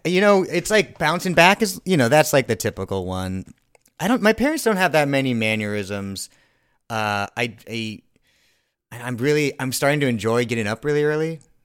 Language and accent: English; Thousand Oaks, California, United States; I grew up in Thousand Oaks